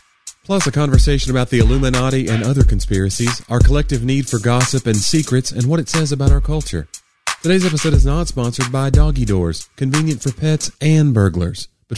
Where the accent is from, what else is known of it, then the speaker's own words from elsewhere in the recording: Knoxville, Tennessee, United States; When I grew up in Knoxville, there was umbrellas that people would sell.